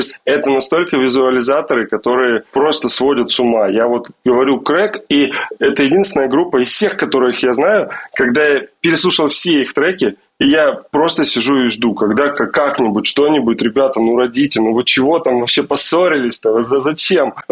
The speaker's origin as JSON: {"language": "Russian", "town": "Omsk", "region": "Omsk Oblast", "country": "Russia", "said": "Я из Омска. Я вырос э, в караоке на этих треках."}